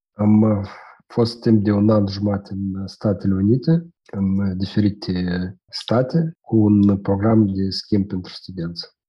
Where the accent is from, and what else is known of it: Moldova